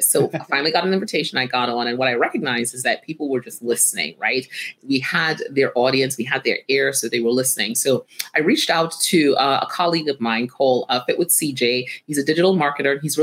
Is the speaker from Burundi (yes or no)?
no; Trinidad & Tobago; moved away as an adult; now in United States; growing up in Trinidad